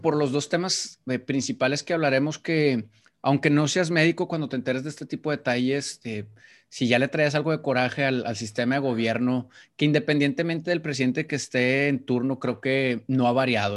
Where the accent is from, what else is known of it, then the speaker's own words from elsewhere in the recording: Mexico; un título que valiera en mi país